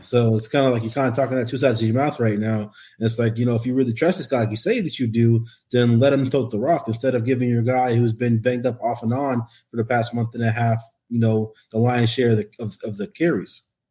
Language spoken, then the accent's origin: English; Anchorage, Alaska, United States; my hometown, hometown paper, Anchorage Daily News.